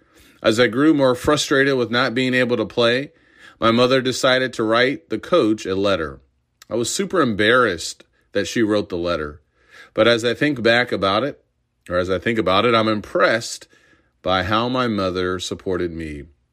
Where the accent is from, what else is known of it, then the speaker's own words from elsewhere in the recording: Urbana, Illinois, United States; I grew up in Urbana, Illinois, home of the Fighting Illini.